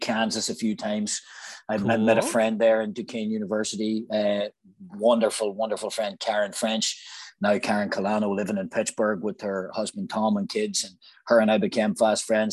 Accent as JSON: {"language": "English", "region": "Northern Ireland", "country": "United Kingdom", "tie": "born or raised there", "also_born_or_lived": "Nantucket, United States", "moved": "as an adult", "said": "when I was growing up in Ireland"}